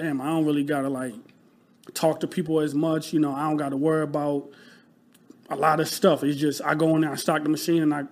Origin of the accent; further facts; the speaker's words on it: Rochester, New York, United States; moved away as an adult; now in Philadelphia, United States; I'm from Rochester, New York. So upstate New York, like a small city